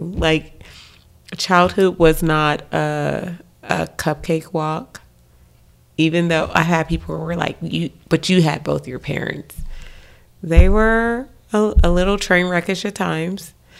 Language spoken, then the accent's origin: English; Los Angeles, California, United States; Compton was a come up. I grew up in Watts, Imperial Court.